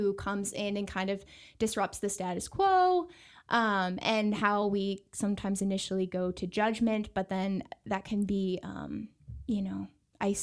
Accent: Buffalo, New York, United States; moved away as an adult; now in El Paso, United States; I'm from Buffalo, New York, which is right in Western New York on the Great Lakes, very close to Canada

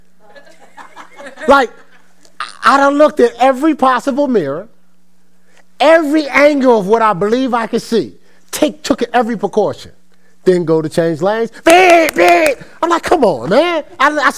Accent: Newark, New Jersey, United States; I'm from Newark, New Jersey. So around our wall in school wasn't the presidents

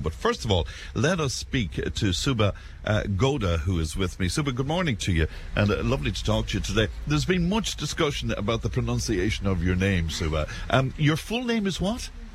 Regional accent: Cashel, Munster, Ireland; boasting about my hometown

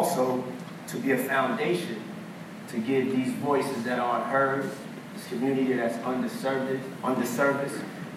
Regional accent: New York City, New York, United States; I grew up in Harlem, New York, one of the most artistic, rich communities

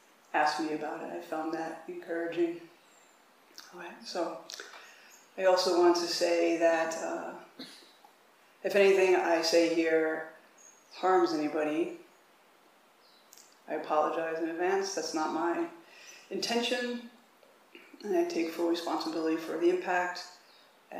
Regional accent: Mount Vernon, New York, United States; moved away as an adult; also born or lived in Brooklyn, New York / Austin, Texas; now in Tassajara, United States; we grew up in Mount Vernon, New York

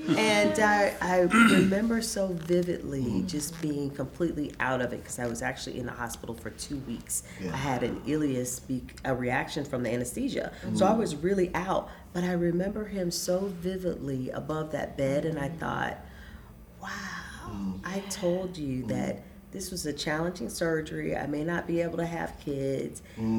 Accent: the South, United States; One, I'm from the South, so I'm a Southern Belle.

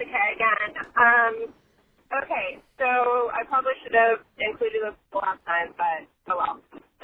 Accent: North Carolina, United States; shout out to my home state, North Carolina.

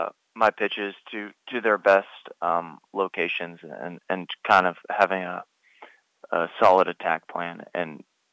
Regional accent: United States; I was raised in the States

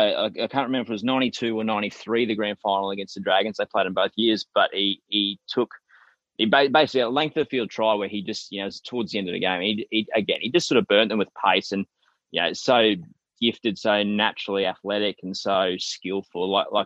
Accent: Queensland, Australia; as a Queenslander

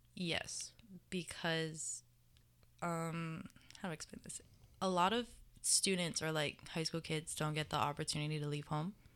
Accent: Mililani, Hawaii, United States; moved away as an adult; I'm from Mililani, Oahu.

